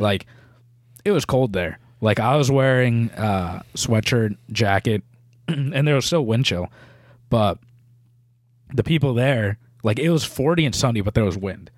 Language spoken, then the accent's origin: English; New England, United States; we're from New England